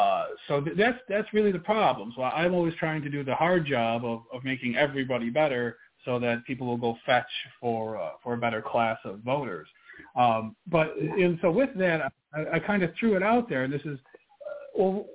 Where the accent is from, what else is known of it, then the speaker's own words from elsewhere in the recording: Buffalo, New York, United States; moved away as an adult; now in West Virginia, United States; I'm from Buffalo